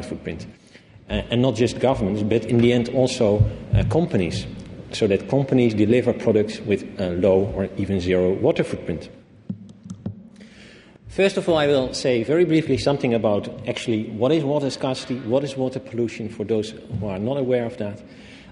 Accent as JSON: {"language": "English", "country": "Netherlands", "said": "I come from the Netherlands"}